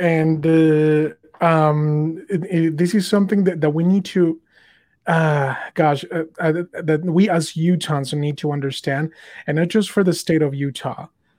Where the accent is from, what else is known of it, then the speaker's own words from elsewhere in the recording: Mexico; now in United States; You know, I'm an immigrant. You know, I came here from Mexico, and I was super tired of their policies.